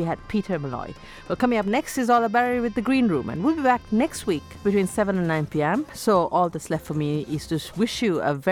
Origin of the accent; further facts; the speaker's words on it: Sri Lanka; also born or lived in Bahrain; now in Ireland; I wore saris when I was growing up in Sri Lanka